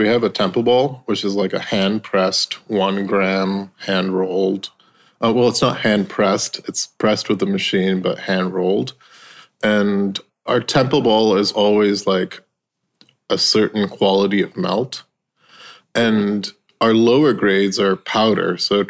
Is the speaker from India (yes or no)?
yes; India; That's kind of growing up in India and that kind of European influence in India.